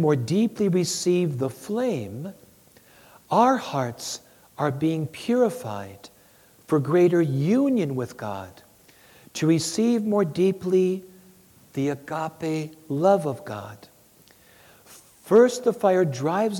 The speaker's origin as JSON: {"language": "English", "region": "Wisconsin", "country": "United States", "said": "I'm from Wisconsin"}